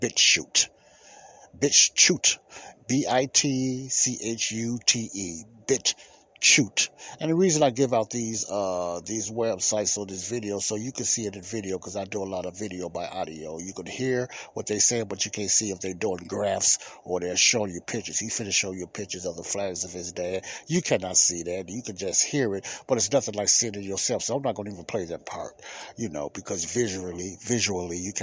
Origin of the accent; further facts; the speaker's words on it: United States; America is the country I was born